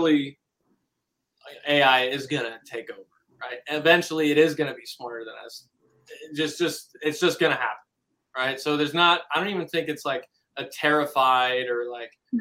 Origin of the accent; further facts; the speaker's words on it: Pasadena, California, United States; I grew up in Pasadena, like right on the border of Pasadena and Altadena